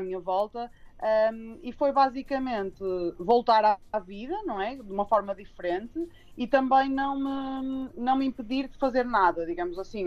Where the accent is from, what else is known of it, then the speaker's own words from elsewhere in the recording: Porto, Norte, Portugal; sou do Porto, devem reparar o sotaque